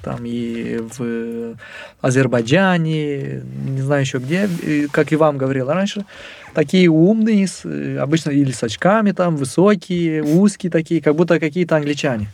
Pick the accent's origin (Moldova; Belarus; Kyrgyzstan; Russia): Moldova; я из Молдовы